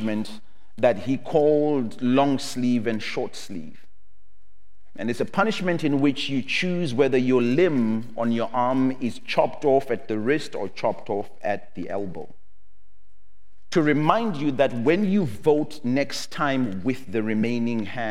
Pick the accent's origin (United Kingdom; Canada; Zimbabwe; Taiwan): Zimbabwe; I come from Zimbabwe